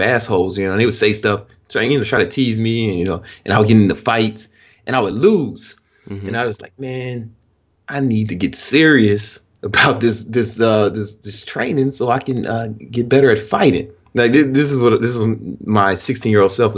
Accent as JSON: {"language": "English", "town": "Chicago", "region": "Illinois", "country": "United States", "tie": "born or raised there", "said": "I'm from the south side of Chicago, and it's a very, very rough area."}